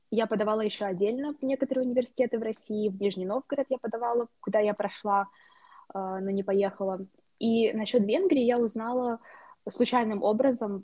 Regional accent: Moldova; moved away as an adult; also born or lived in United States; now in Hungary; я из Молдовы

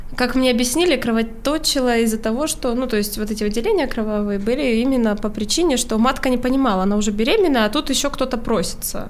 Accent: Urals, Russia; moved away; я с Урала

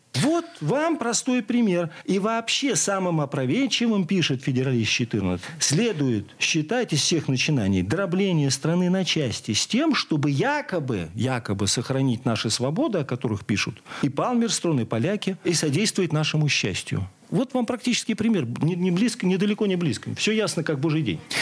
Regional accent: Mordovia, Russia; я родом из Мордовии

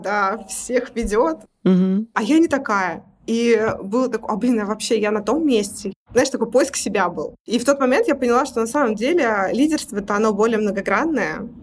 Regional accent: Tolyatti, Samara Oblast, Russia; я из Тольятти. Это Самарская область

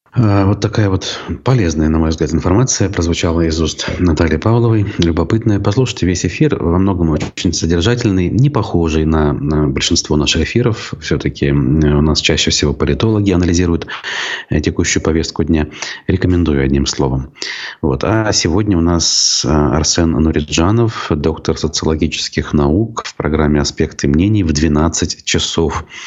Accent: Baltachevsky District, Bashkortostan, Russia; в Болтачевском районе Башкортостана, у меня на родине

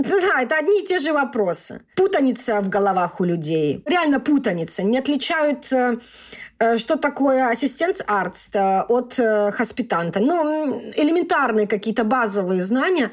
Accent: Russia; moved away as an adult; also born or lived in Mannheim, Germany; now in Germany; я из России

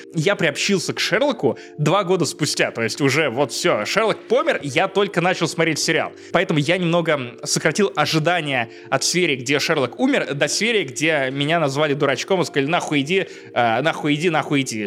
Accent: Obninsk, Kaluga Oblast, Russia; now in Riga, Latvia; будучи пиздюком из Обнинска в 10 классе

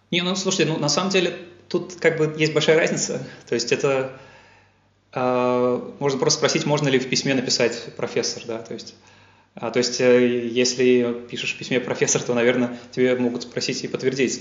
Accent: Yaroslavl, Yaroslavl Oblast, Russia; moved away as an adult; also born or lived in Moscow, Russia; now in Munich, Germany; я э, сам родом из Ярославля. Э, я вырос, ходил в школу в Ярославле

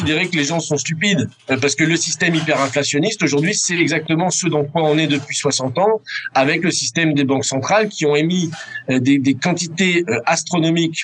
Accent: France; en tant que Français

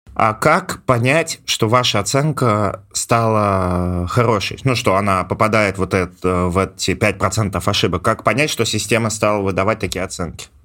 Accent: Ivanovo, Ivanovo Oblast, Russia

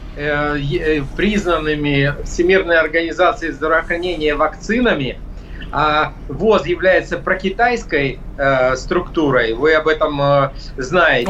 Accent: Ukraine; я как законопослушный гражданин нахожусь у себя на родине

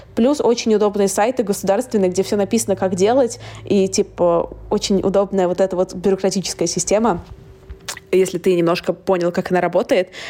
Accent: Saint Petersburg, Russia; moved away as an adult; now in London, United Kingdom; я сама из Питера

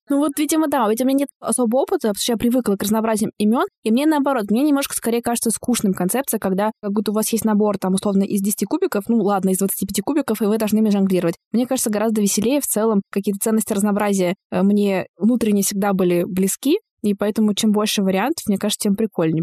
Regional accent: Bashkortostan, Russia; moved away; Я из Башкортостана

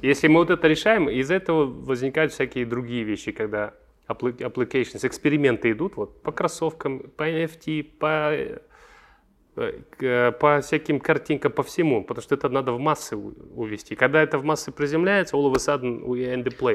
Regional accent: Almaty, Kazakhstan; Я алматинец, я здесь вырос

